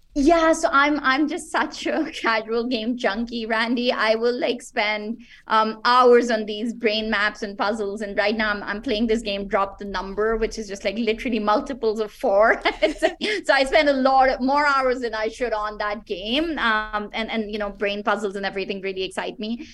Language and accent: English; Pakistan; I'm originally from Pakistan